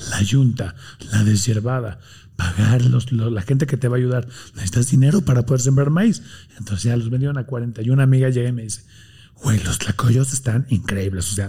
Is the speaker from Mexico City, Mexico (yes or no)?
no; Tijuana, Baja California, Mexico; Yo soy de Tijuana. De Tijuana.